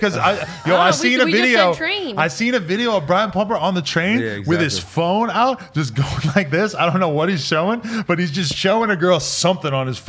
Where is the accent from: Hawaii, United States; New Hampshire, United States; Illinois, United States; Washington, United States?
New Hampshire, United States; Nashua; In Nashua, New Hampshire, we say things like how the sausage is made.